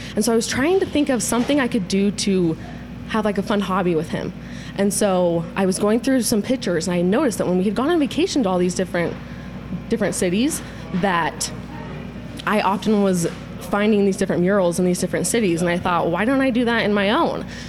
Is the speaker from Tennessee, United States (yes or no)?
no; Utah, United States; Born and raised in Utah, love it here